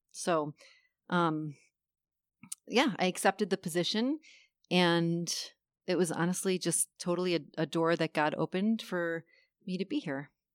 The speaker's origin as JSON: {"language": "English", "town": "Buffalo", "region": "New York", "country": "United States", "moved": "as an adult", "said": "I am originally from Buffalo, New York, and we moved here back in twenty fifteen"}